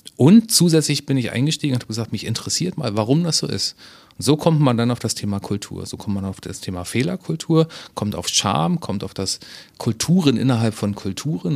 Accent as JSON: {"language": "German", "region": "Berlin", "country": "Germany", "tie": "born or raised there", "also_born_or_lived": "the seaside (birthplace) / Munich", "moved": "yes", "lives_now": "Hamburg, Germany", "said": "Ich bin an der, an der See geboren, in Berlin aufgewachsen, habe zehn Jahre in München gelebt und jetzt wieder in Hamburg."}